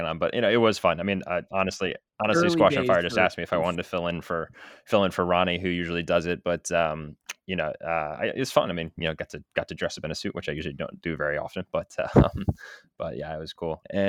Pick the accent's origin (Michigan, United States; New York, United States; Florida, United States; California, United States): New York, United States; New York City; I grew up on the Upper West Side of New York City.